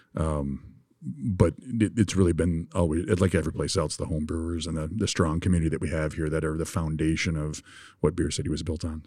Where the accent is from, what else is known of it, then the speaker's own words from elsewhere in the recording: Grand Rapids, Michigan, United States; also born or lived in Bavaria; my hometown of Grand Rapids